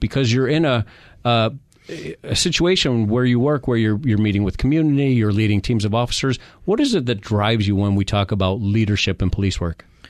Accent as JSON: {"language": "English", "region": "New York", "country": "United States", "moved": "yes", "lives_now": "Phoenix, United States", "said": "I'm from New York"}